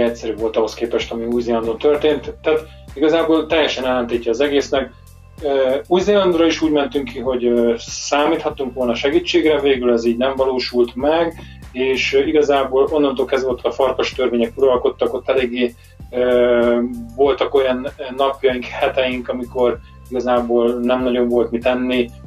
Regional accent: Hungary; moved away as an adult; now in England, United Kingdom; mi magyarként azért megszoktunk egy bizonyos fajta időjárást

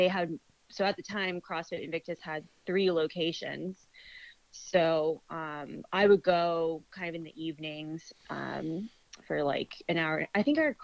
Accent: Aurora, Colorado, United States; moved away as an adult; also born or lived in Boston, Massachusetts / Bethesda, Maryland; I'm from Colorado, from Aurora

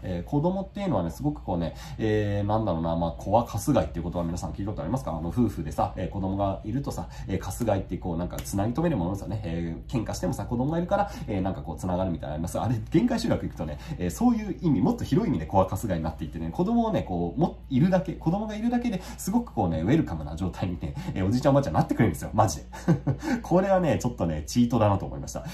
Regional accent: Yokohama, Kanagawa, Japan; moved away as an adult; now in Kochi Prefecture, Japan; 僕が生まれ育った戸塚はそんなに都会ではなかった

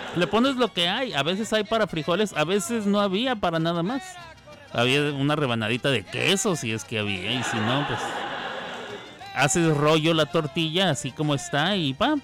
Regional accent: Chihuahua, Mexico; now in Oklahoma City, United States; yo no soy de la tierra tapatía, soy del norte, de la bellísima, bien ponderada, la más iluminada y la más gloriosa, la más, la más eterna, la completa la linda ciudad de Chihuahua, Chihuahua

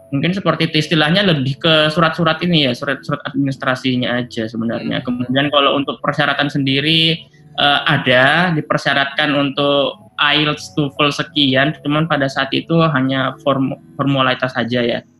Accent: Indonesia; now in China; kita yang udah tumbuh besar di Indonesia, kebiasaannya pakai bahasa Indonesia, tapi giliran pada saat kita pindah ke negeri orang itu kan sangat aneh ya menurut aku ya.

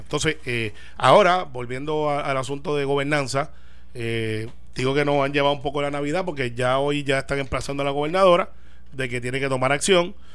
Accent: Puerto Rico; como buen puertorriqueño

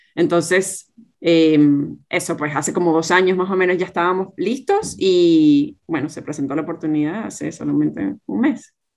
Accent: Venezuela; moved away as an adult; now in Australia; tanto Gerardo como yo somos venezolanos y en ese momento todavía estábamos viviendo en, en Venezuela

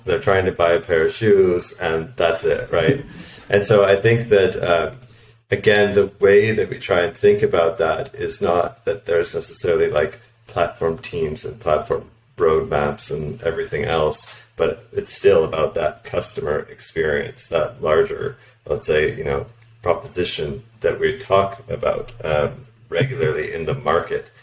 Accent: Canada; moved away as an adult; also born or lived in United States / Poland; now in Berlin, Germany; I'm originally from Canada, but I've also lived and worked in the U.S., Poland, and now Berlin

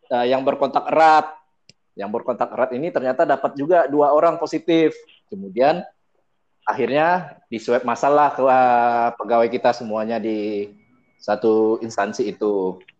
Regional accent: Sumatra, Indonesia; Karena kita di sini bertiga dan tiga-tiganya berasal dari Sumatera.

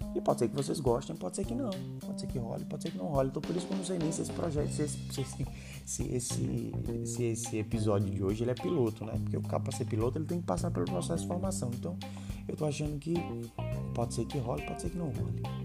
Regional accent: Recife, Pernambuco, Brazil; sou recifense. Recifense é muito bairrista

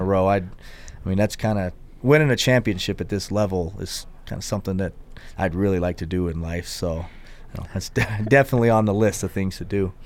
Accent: Tennessee, United States; moved away; also born or lived in Houston, Texas; I had, was in Houston and then we moved to Tennessee

